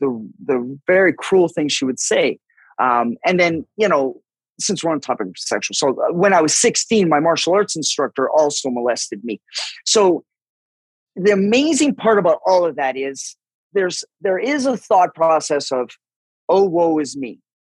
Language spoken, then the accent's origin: English; Vancouver, British Columbia, Canada; Well, yeah, this is where it gets a little murky only because I grew up in an alcoholic home.